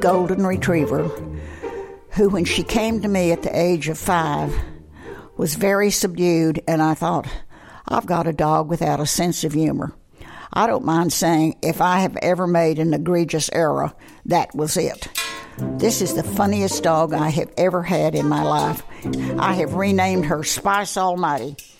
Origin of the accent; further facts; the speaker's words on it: Amarillo, Texas, United States; moved away as an adult; also born or lived in New Mexico / Virginia; I was born in Central Texas as a Depression child, but I was taken to Amarillo at the age of six months, and that was where I was graduated